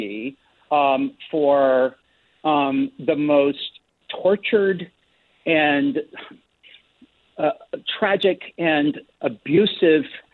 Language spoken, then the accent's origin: English; the South, United States; growing up in the South